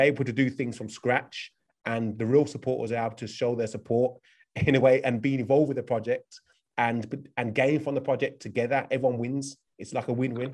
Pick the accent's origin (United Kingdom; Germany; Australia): United Kingdom; I'm from the UK.